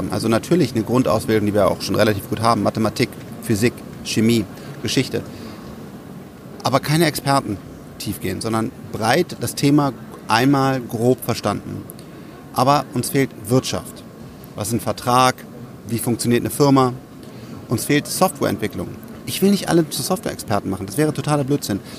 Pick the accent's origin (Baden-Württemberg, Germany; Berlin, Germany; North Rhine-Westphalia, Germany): North Rhine-Westphalia, Germany; Bonn; dass eine neue Schule aufgemacht wurde in äh, Bonn, meinem Heimatdorf sozusagen